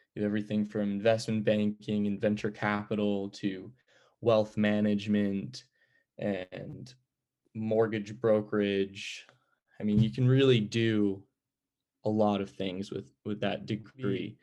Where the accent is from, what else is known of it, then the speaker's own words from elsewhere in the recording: Greenlawn, New York, United States; moved away as an adult; now in California, United States; I'm from Green Lawn, New York, a small town on Long Island